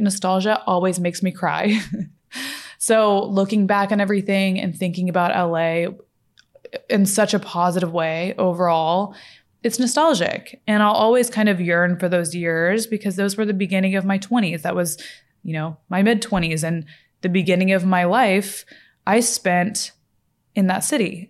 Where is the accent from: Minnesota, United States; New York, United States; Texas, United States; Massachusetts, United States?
Texas, United States; Fort Worth; moved away as an adult; also born or lived in Los Angeles; now in Dallas, United States; I grew up in Fort Worth, Texas, near Dallas.